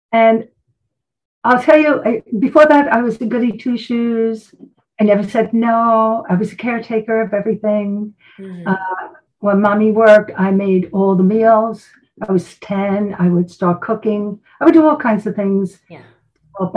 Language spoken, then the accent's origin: English; New York City, New York, United States; moved away; And I'm from Brooklyn originally. And you can probably hear the attitude at times.